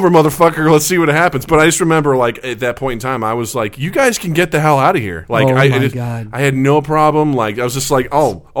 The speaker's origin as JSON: {"language": "English", "region": "Missouri", "country": "United States", "tie": "born or raised there", "moved": "yes"}